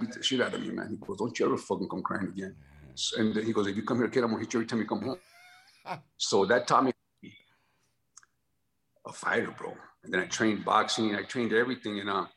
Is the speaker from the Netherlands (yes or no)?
no; Los Angeles, California, United States; born or raised there; also born or lived in San Antonio, Texas